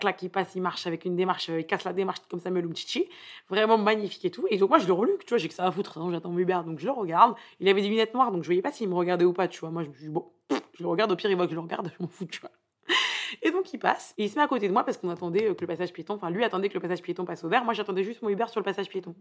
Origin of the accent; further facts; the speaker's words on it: Paris, Île-de-France, France; je viens de Paris